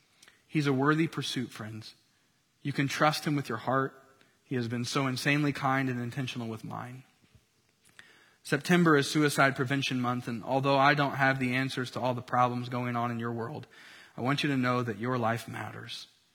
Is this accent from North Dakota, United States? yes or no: no; Tennessee, United States; moved away as an adult; now in Southern California, United States; wife and mama of two boys, ages 2 and 4, living in Southern California after a cross-country move from my home state of Tennessee.